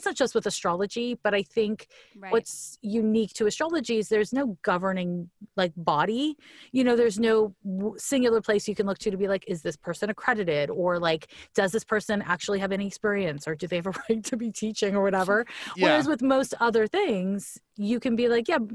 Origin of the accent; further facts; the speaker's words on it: Montreal, Quebec, Canada; moved away; So I'm from Montreal, Quebec